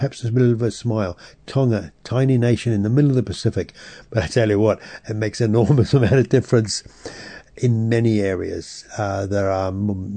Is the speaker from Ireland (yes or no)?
no; England, United Kingdom; As a European, as English, or grown up in England